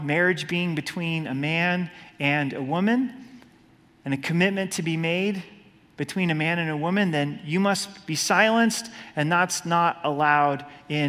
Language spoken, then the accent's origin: English; Oregon, United States; I was born and raised in Oregon